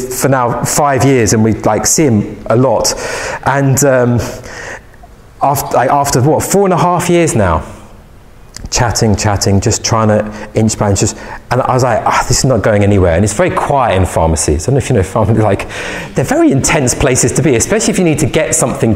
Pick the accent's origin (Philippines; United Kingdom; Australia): United Kingdom; London; I'm from London